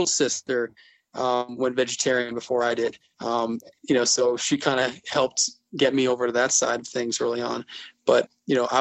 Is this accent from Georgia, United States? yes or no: no; Glastonbury, Connecticut, United States; moved away as an adult; also born or lived in Boston; I went to high school and grew up in Glastonbury, Connecticut